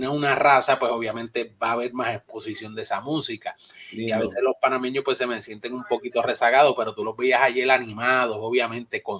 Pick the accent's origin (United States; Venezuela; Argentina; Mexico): United States; New York; also born or lived in Bronx; nacido en el Bronx, criado en Nueva York.